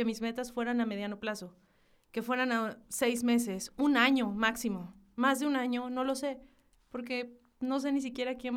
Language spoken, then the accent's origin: Spanish; Hidalgo del Parral, Chihuahua, Mexico; Soy de una ciudad bien chiquitica que se llama Hidalgo del Parral, Chihuahua.